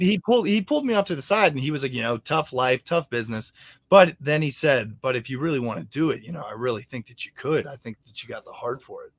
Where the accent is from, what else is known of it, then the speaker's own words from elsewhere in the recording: Martinsburg, West Virginia, United States; I grew up in Martinsburg, West Virginia